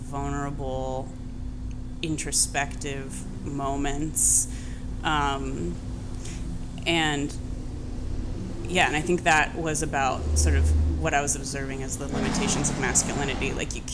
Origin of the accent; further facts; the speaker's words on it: Columbus, Ohio, United States; moved away; growing up in Columbus, Ohio